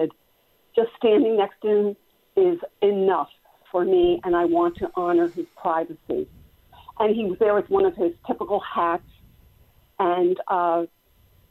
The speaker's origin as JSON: {"language": "English", "region": "New Jersey", "country": "United States", "moved": "yes", "lives_now": "Lancaster, United States", "said": "I'm originally from New Jersey, close to New York City"}